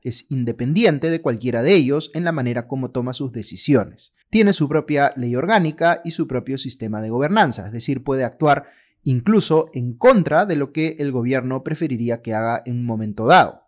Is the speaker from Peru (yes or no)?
yes; Peru; cómo funciona la economía en el Perú a partir de las reglas que ha establecido nuestra Constitución